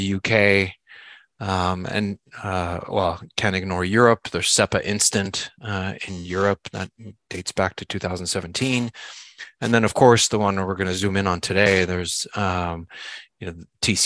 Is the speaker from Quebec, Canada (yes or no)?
yes; Montreal, Quebec, Canada; moved away as an adult; now in Charlotte, United States; I live in Charlotte, North Carolina, but I'm originally from Montreal, Canada. But we've been here for just about 20 years.